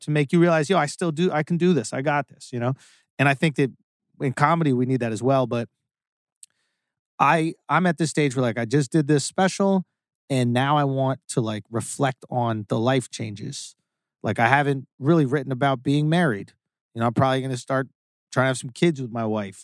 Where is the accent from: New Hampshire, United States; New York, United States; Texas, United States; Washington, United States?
New York, United States; I grew up on Astor Place and Lafayette Street in New York